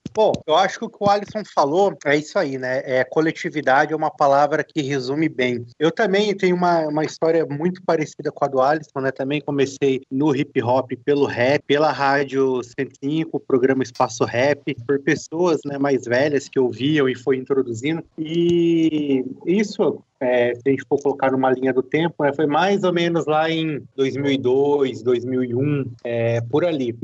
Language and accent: Portuguese; interior of São Paulo, Brazil; Eu sou aqui do interior de São Paulo, um bairro simples